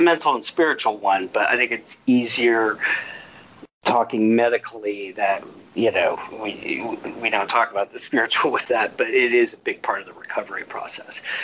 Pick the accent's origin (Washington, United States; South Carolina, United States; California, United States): California, United States; Marin; moved away as an adult; also born or lived in Portland / Chicago / Southeast Asia / Austin, Texas; I was raised in Marin